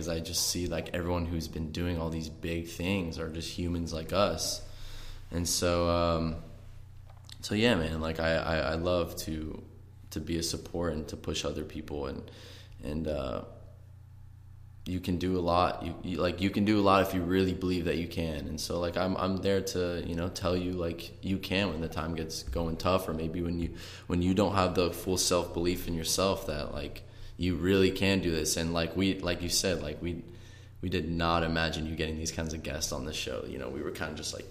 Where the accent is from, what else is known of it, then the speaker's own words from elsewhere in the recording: Orange County, California, United States; I'm from Orange County, California